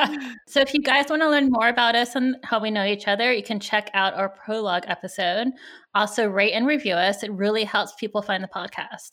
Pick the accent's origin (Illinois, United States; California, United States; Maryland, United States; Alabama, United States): California, United States; I grew up in California, so, I was, there were a lot of Asian people here